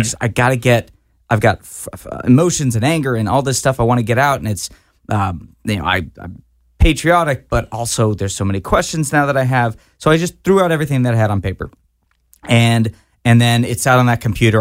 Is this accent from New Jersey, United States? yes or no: no; Fort Worth, Texas, United States; I grew up in Fort Worth, Texas